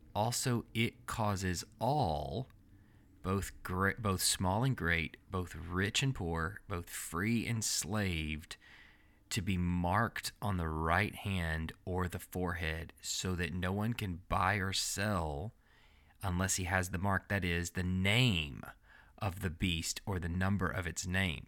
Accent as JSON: {"language": "English", "region": "Texas", "country": "United States", "moved": "yes", "lives_now": "Alabama, United States", "said": "we're from Texas"}